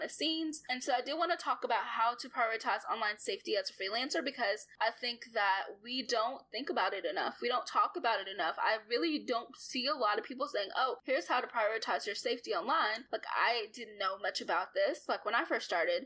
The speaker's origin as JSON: {"language": "English", "region": "Arkansas", "country": "United States", "said": "I'm from Arkansas and I live in Arkansas"}